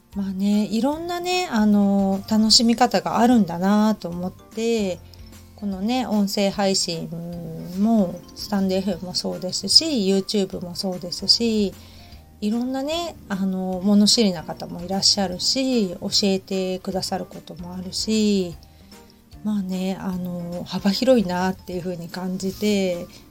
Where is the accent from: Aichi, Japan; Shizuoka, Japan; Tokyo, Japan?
Shizuoka, Japan; Hamamatsu; now in Kamakura, Japan; 私浜松出身